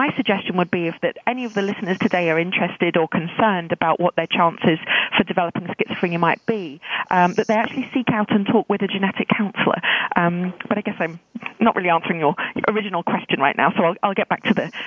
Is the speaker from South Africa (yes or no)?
no; South Wales, United Kingdom; accent: British; moved away as an adult; also born or lived in London; now in Vancouver, Canada; I was born in London and lived in South Wales for most of my youth before moving to Canada in 2001.